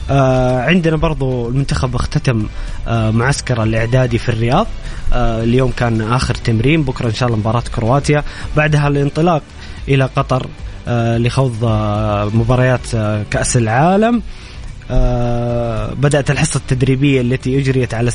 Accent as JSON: {"language": "Arabic", "country": "Egypt", "also_born_or_lived": "Jeddah, Saudi Arabia", "lives_now": "Saudi Arabia", "said": "انا مصري مقيم في السعوديه مواليد جده 85"}